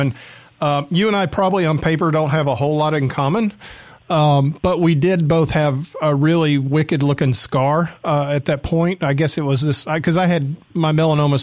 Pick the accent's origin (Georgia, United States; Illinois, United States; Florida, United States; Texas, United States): Georgia, United States; Atlanta; I was growing up in Atlanta